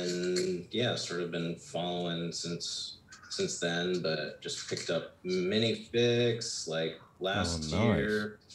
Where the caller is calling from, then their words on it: Driftwood, Texas, United States; Driftwood, Texas.